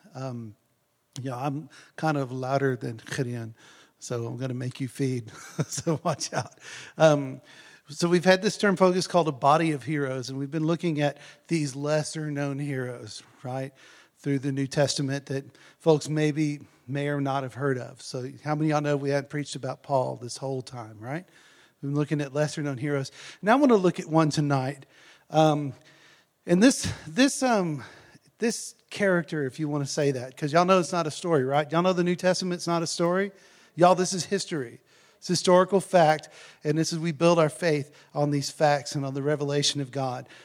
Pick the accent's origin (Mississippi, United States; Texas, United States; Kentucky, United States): Texas, United States; now in South Africa; I lived out in the country, y'all know in um, Texas